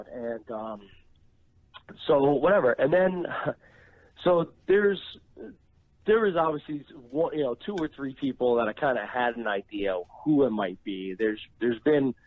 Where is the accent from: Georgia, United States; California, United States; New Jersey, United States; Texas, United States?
New Jersey, United States; I was born and raised in Jersey by immigrant parents